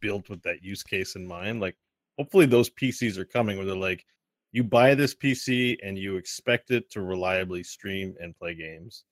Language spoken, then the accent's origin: English; Quebec, Canada; I'm from Quebec